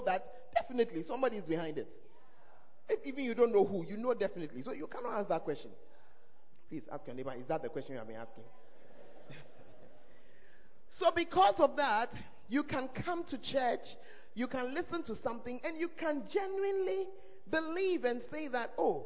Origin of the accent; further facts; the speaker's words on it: Ghana; one of the blessings of being an African or of being a Ghanaian is that we believe in God.